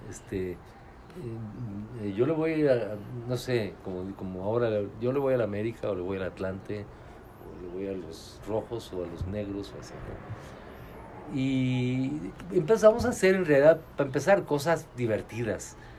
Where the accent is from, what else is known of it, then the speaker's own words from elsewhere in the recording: Tulancingo, Hidalgo, Mexico; Yo en mi pueblo Tulancingo